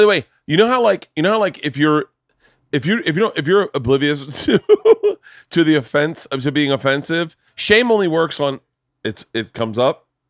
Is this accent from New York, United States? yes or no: no; Tampa, Florida, United States; moved away; I grew up in Florida in the seventies, eighties.